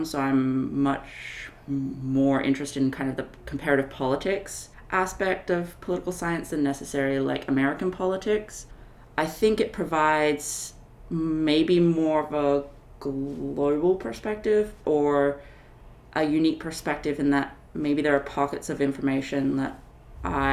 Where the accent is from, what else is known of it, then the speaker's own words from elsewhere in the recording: Sydney, New South Wales, Australia; moved away as an adult; also born or lived in Chicago, United States; now in Madison, United States; I'm originally from Australia, from Sydney, Australia